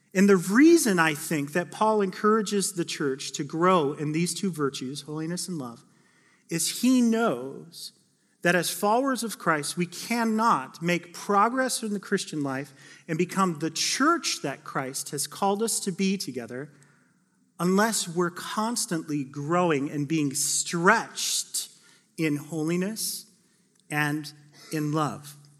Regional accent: Phoenix, Arizona, United States; now in Oregon, United States; I grew up in Phoenix, Arizona, the Valley of the Sun

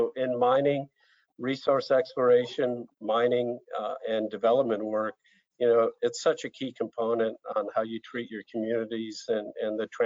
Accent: Brazil; as a sort of 12, 13 year old growing up in Brazil and, and kind of seeing a, a different culture and, and living around favelas

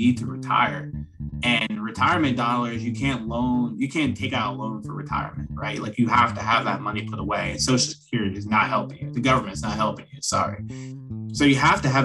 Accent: central Pennsylvania, United States; now in Philadelphia, United States; I'm in Philadelphia, but I'm originally from small town, Pennsylvania, central PA over near Pittsburgh.

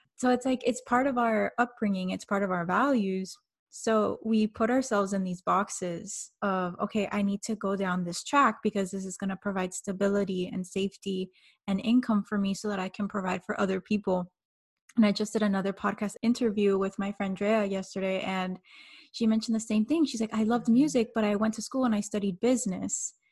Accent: Miami, Florida, United States; I'm coming from Miami

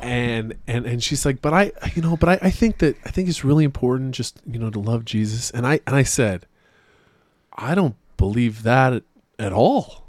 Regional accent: Utah, United States; I was from Utah

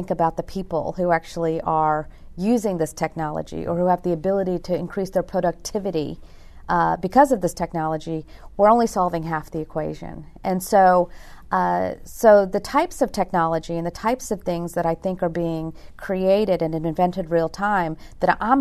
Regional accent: Virginia, United States; moved away; I'm born and raised in Virginia, but my parents are from India

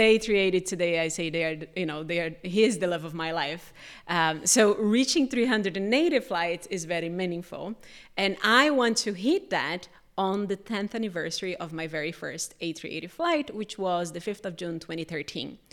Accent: Brazil; moved away; I'm from Brazil.

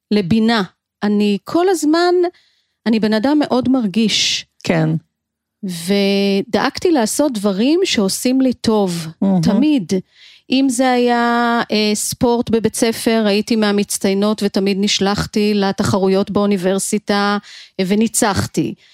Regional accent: Givatayim, Tel Aviv District, Israel; חייתי בגבעתיים

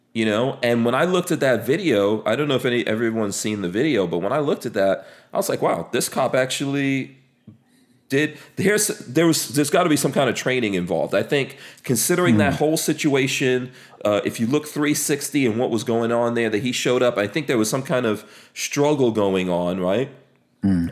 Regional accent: New York City, New York, United States; also born or lived in Caribbean; I grew up in New York City, right? I grew up in a place called Far Rockaway in New York City

